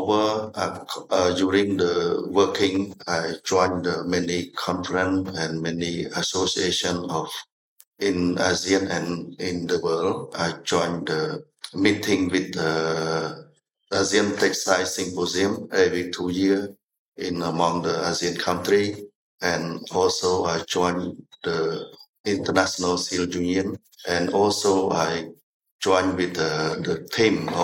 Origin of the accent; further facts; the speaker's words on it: Kampong Cham, Cambodia; moved away as an adult; also born or lived in Prey Veng / Phnom Penh; I was born in Kampong Cham province.